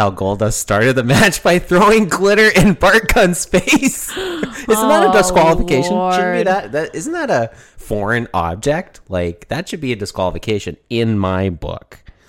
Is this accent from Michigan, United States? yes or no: no; Oklahoma, United States; Because I'm from Oklahoma, King.